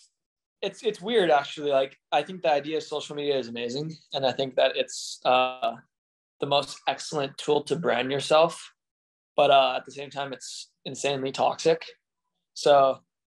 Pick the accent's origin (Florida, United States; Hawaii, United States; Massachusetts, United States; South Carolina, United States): Hawaii, United States; Honolulu; I'm from Oahu, in Hawaii. On the South Shore, Oahu is where I live.